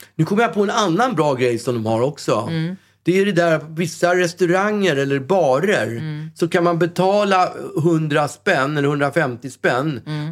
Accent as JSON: {"language": "Swedish", "country": "Sweden", "said": "som den svensk man är"}